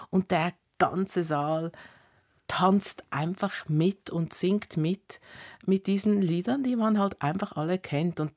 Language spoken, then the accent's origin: German; Italy; vor allem das ähm, Tante Anni, also oder wie ich als Italienerin Zianni.